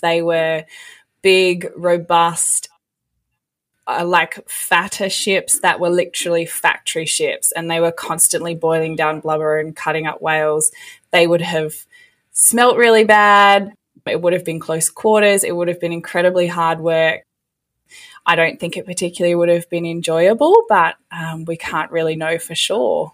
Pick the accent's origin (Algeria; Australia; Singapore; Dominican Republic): Australia; Western Australia; I actually got a job back in my hometown in Western Australia at the museum there